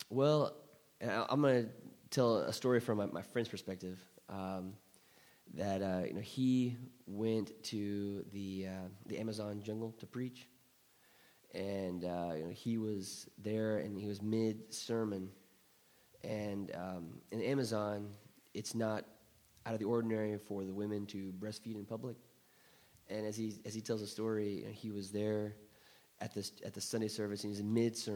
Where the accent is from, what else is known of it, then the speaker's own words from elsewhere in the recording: Thailand; But you know, I grew up in Thailand, mm. so this was at the Somprasongsi Church of Christ off Petchburi Road.